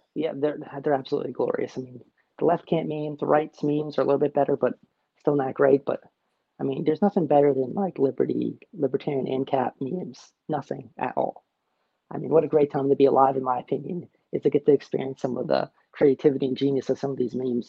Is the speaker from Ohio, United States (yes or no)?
no; New Jersey, United States; moved away; I'm from New Jersey originally, so I'm from a blue state. I'm from a red area in a blue state